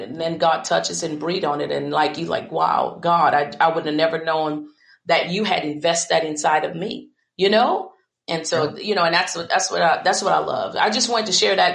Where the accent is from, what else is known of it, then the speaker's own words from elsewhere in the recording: United States; I'm from the Ponderosa. Many don't understand that. This is a little hick town in convent um, live in a shotgun house.